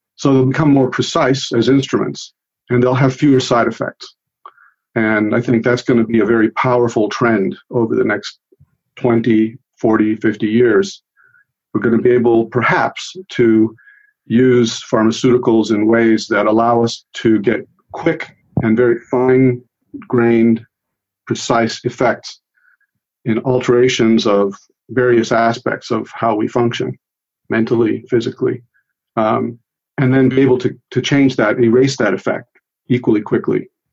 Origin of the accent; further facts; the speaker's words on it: United States; first language Italian; English is a second language; also born or lived in Italy; I grew up in this country